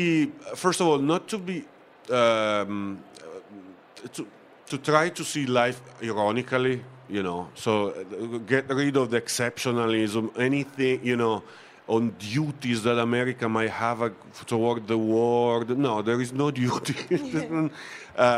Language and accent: English; Bra, Piedmont, Italy; English is a second language; moved away as an adult; now in Oakland, United States; I was born and raised in Bra, which is the town where the slow food main offices are